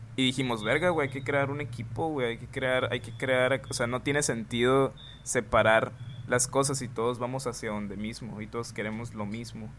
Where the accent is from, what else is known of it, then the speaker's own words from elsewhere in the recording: Hermosillo, Sonora, Mexico; en Hermosillo, en Hermosillo, Sonora, que es de donde soy